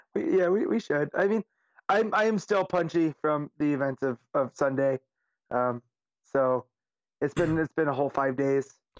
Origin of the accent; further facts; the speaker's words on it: Las Vegas, Nevada, United States; Vegas is my hometown